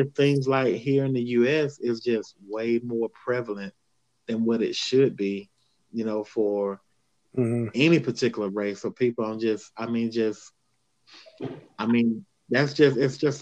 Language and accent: English; the South, United States; I grew up in the South